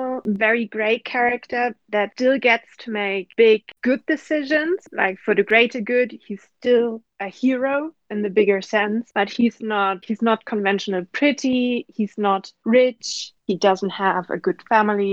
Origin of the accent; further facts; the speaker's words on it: Germany; I'm from Germany.